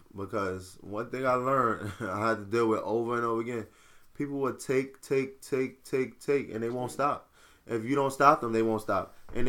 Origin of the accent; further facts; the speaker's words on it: Nigeria; I definitely agree because I'm actually Nigerian.